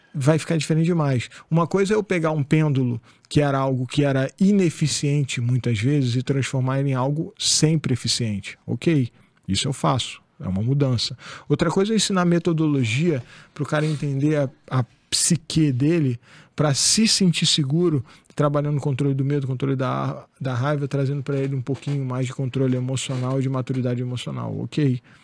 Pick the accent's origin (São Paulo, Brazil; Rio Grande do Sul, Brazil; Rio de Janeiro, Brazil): Rio de Janeiro, Brazil; Angra dos Reis; eu saí de Angra né, nessa época. eu fui morar no Rio, na Tijuca, época de faculdade e tal